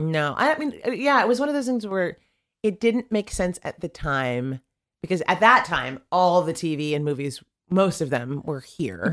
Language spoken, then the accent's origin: English; Sacramento, California, United States; growing up in Sacramento